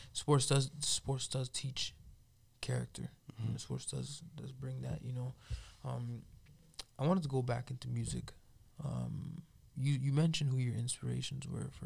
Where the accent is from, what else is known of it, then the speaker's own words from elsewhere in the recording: Toronto, Ontario, Canada; moved away as an adult; also born or lived in Calgary; now in Edmonton, Canada; Growing up in Toronto